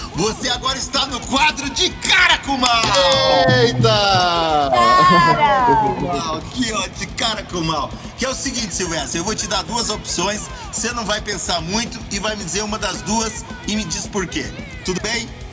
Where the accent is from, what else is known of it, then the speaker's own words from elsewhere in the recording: Curitiba, Paraná, Brazil; nasci aqui na Vila Guaíra, nasci de quatro meses